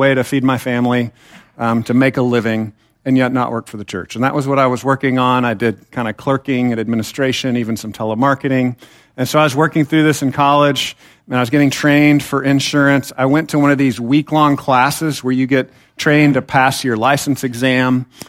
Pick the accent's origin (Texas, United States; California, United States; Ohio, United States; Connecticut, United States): Texas, United States; Temple; I was taught in the church that I was raised in Temple, Texas, not too far from here, kind of a dangerous place, be careful, but it's not too far away.